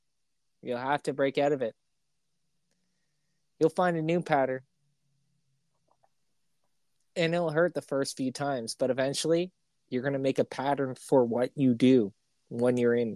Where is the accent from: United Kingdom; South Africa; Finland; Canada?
Canada; It's because my internet's slower. I'm Canadian.